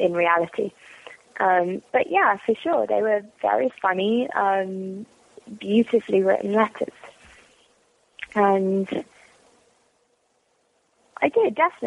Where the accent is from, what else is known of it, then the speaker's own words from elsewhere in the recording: London, United Kingdom; moved away as an adult; also born or lived in Washington, D.C., United States; now in Los Angeles, United States; Born in North London. So born in kind of Islington and brought up, partly in sort of Chalk Farm, which is also in North London. And I lived in Washington, D.C. for a little while as well